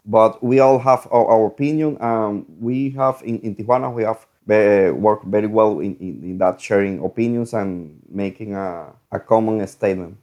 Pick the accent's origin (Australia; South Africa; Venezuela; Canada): Venezuela; moved away as an adult; now in Mexico; I am from Venezuela